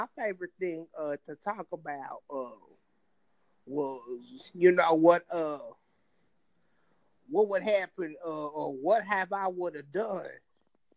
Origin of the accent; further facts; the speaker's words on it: Compton, California, United States; I'm from Compton, California.